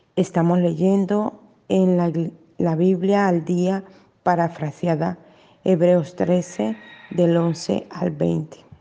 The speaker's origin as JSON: {"language": "Spanish", "country": "Colombia", "tie": "born or raised there", "said": "yo nací en Colombia"}